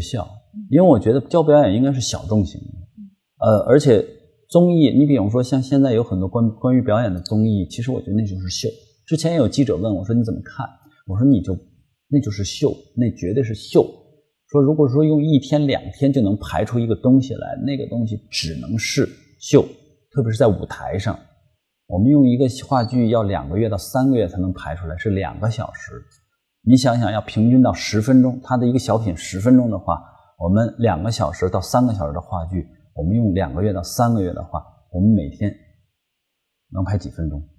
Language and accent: Chinese; China; 它其实是源于我们中国人的生活。